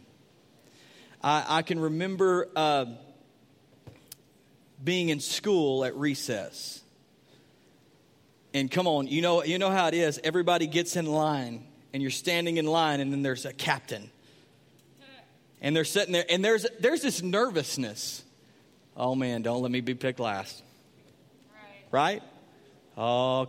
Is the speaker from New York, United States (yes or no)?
no; Sulphur Springs, Texas, United States; moved away; I was from Sulphur Springs.